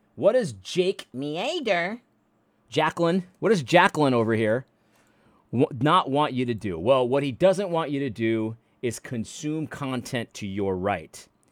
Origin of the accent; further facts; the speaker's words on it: New England, United States; I grew up in New England